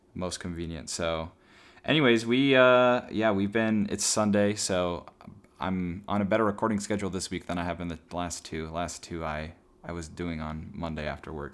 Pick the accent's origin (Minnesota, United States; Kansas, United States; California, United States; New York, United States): Minnesota, United States; Elk River; moved away as an adult; also born or lived in Indiana; I was just moving from Minnesota to Indiana